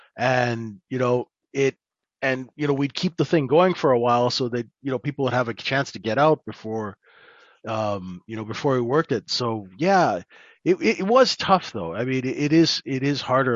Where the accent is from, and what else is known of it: Canada; accent: North American; moved away as an adult; now in London, United Kingdom